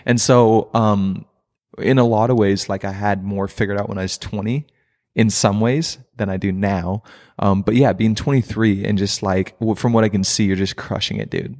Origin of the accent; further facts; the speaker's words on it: Princeton, Minnesota, United States; also born or lived in Crown, Minnesota / Foley, Minnesota; most of my childhood was in Princeton, Minnesota, which is about an hour north from here